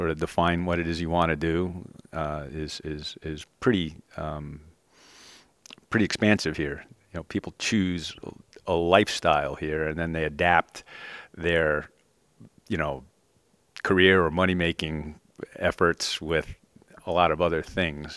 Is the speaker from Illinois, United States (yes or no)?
no; New York, United States; moved away as an adult; now in Anchorage, United States; I'm 51 years old, and I'm from New York.